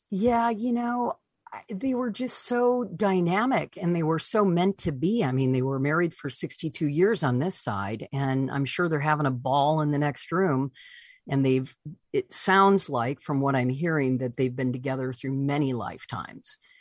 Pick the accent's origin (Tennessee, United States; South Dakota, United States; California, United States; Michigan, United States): Michigan, United States; Deckerville; moved away; my hometown of, of Deckerville, Michigan